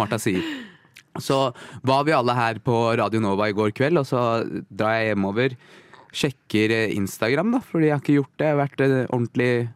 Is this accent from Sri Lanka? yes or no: yes; Sri Lanka; jeg er fra Sri Lanka.